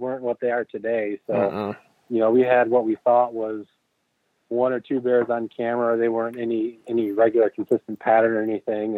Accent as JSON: {"language": "English", "town": "Grand Rapids", "region": "Michigan", "country": "United States", "said": "I'm from Grand Rapids"}